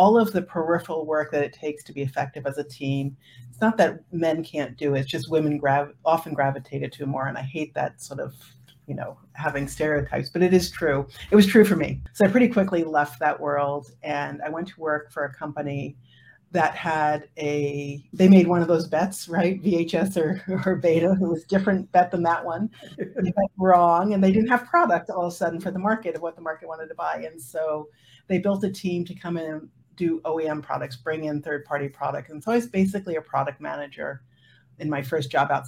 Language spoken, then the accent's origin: English; Woodstock, New York, United States; I grew up in Woodstock, New York.